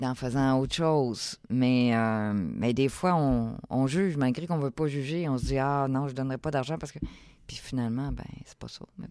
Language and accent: French; Saint-Eustache, Quebec, Canada; moved away as an adult; also born or lived in Africa; j'ai grandi à Saint-Eustache